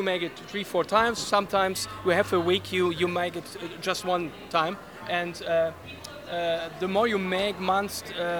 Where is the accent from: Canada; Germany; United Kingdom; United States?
Germany; We're from Germany.